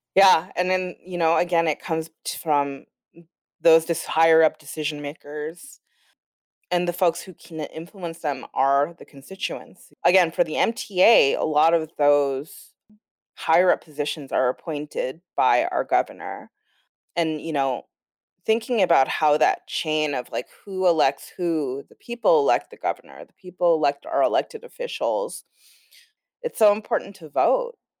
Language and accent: English; Los Angeles, California, United States; now in Brooklyn, New York, United States; I'm from Los Angeles, I'm born and raised